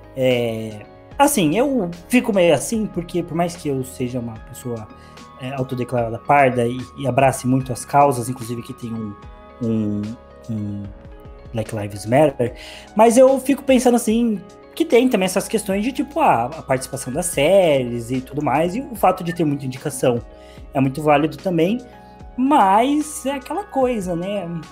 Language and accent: Portuguese; Brazil; sendo brasileiro